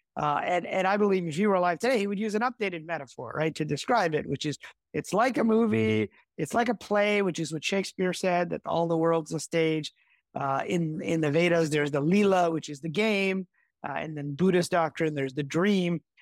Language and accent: English; Midwest, United States; I grew up in the Midwest, uh, in the U S